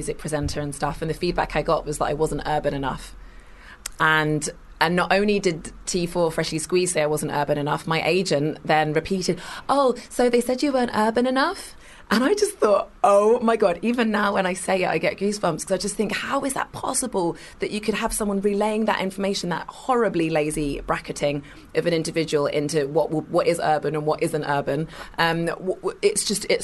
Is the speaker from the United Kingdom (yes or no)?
yes; Kingston upon Thames, London, United Kingdom; I was born in Kingston in Surrey, went to uni